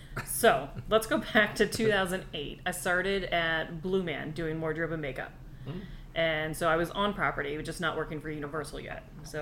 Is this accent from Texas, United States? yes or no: no; Washington, District of Columbia, United States; now in Orlando, United States; because I'm originally from Washington D.C.